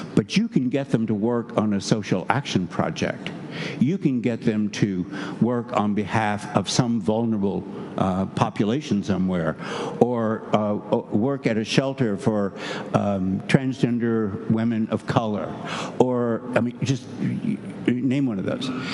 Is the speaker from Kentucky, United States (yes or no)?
yes; Kentucky, United States; moved away; also born or lived in New Hampshire; I'm from Kentucky